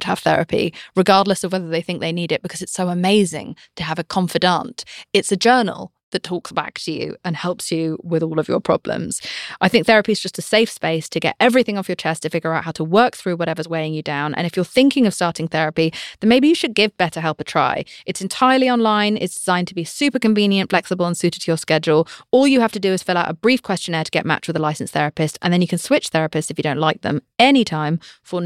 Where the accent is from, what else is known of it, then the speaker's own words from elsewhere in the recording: United Kingdom; I'm British.